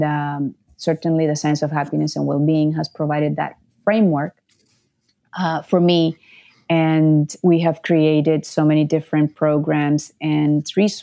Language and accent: English; Nicaragua; I grew up in Nicaragua, so very unstable politically.